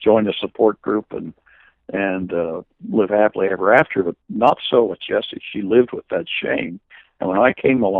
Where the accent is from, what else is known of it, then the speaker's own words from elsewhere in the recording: Manhattan, Kansas, United States; my hometown in Kansas, Manhattan, Kansas